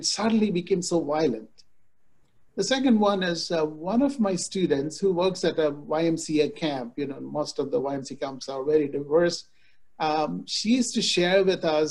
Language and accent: English; India; moved away; I grew up in India